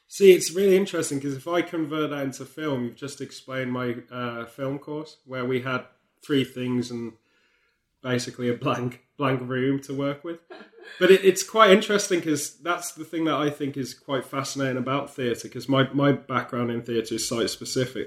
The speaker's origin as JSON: {"language": "English", "area": "near Stratford-upon-Avon", "region": "West Midlands", "country": "United Kingdom", "tie": "born or raised there", "said": "growing up near Stratford upon Avon for me as a kid"}